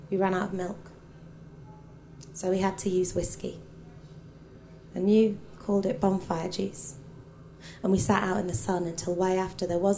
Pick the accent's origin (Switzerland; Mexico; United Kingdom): United Kingdom; Hull, Yorkshire and the Humber; Someone came to see it today and they were like, oh, did you go to uni in Hull or something? I was like, no, no, I grew up there.